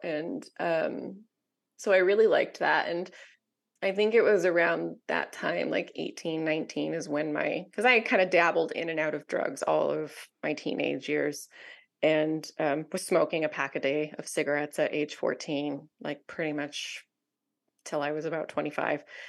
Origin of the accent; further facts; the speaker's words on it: Southern California, United States; I was raised in Southern California, mostly by my single mom